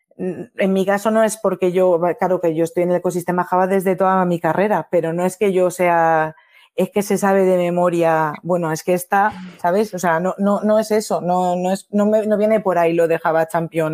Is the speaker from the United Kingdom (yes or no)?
no; Bilbao, Basque Country, Spain; moved away as an adult; now in Paris, France; Yo soy de Bilbao, de base